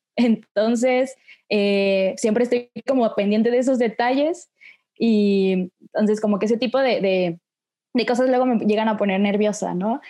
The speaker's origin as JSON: {"language": "Spanish", "region": "Oaxaca", "country": "Mexico", "said": "soy de Oaxaca, neta muy orgullosa oaxaqueña"}